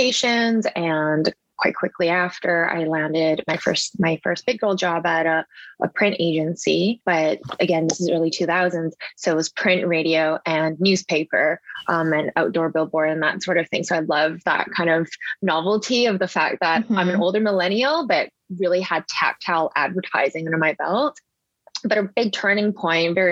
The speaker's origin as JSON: {"language": "English", "town": "Vancouver", "region": "British Columbia", "country": "Canada", "tie": "born or raised there", "said": "I'm local from Vancouver. I've lived here my whole life"}